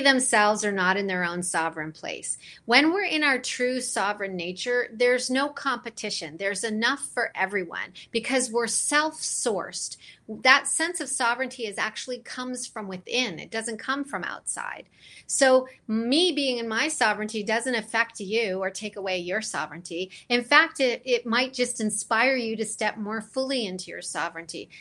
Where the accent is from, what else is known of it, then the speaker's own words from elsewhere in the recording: London, Ontario, Canada; I, I grew up actually in London, Ontario